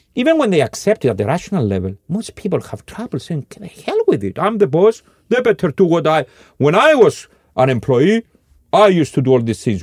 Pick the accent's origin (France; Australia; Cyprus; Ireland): Cyprus; now in Scandinavia; forty years ago when I was growing up in Cyprus